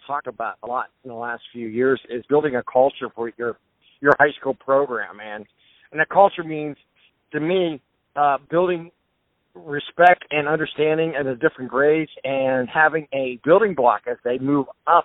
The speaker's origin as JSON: {"language": "English", "area": "Boardman, near Poland", "region": "Ohio", "country": "United States", "said": "I'm from Bourbon and Poland's our neighbor"}